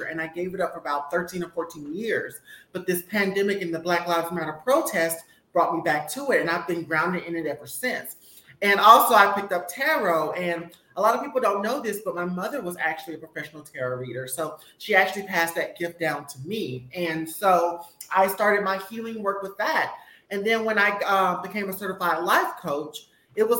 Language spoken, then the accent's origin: English; Mississippi, United States; I'm from Mississippi